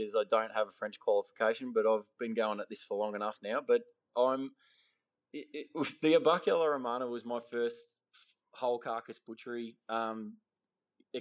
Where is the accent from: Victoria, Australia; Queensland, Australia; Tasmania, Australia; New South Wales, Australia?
Victoria, Australia; Ballarat; I grew up in Western Victoria, in Ballarat.